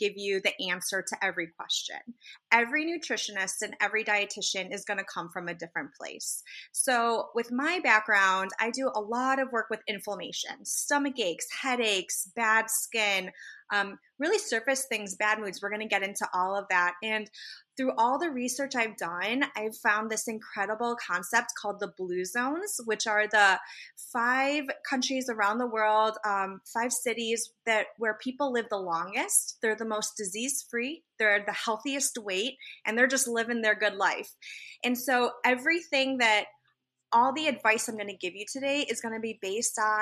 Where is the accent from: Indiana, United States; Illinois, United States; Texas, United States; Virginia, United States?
Illinois, United States; Chicago; now in Los Angeles, United States; I live in California in Los Angeles where we met, but I'm actually from Chicago